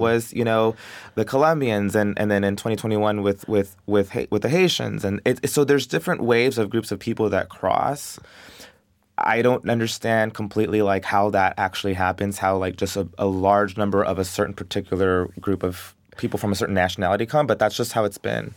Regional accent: Del Rio, Texas, United States; I love Dario. I love my hometown

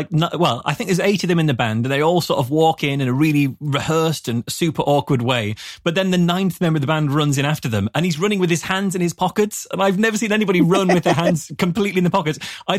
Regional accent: United Kingdom; as a British person

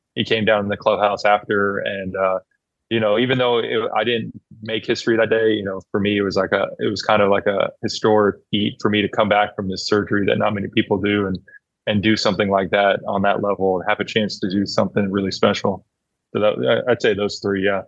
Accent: Oakland, California, United States; I grew up in Oakland

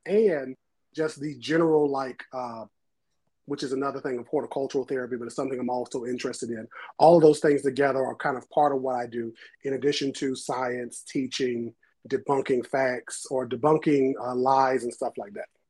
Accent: New Bern, North Carolina, United States; So, um, New Bern to be specific

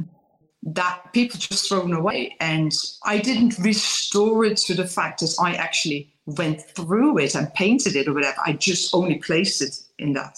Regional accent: Netherlands; English is a second language; moved away; I'm raised in Holland, but lived for many years already in English-speaking countries. So I know where my accent is coming from

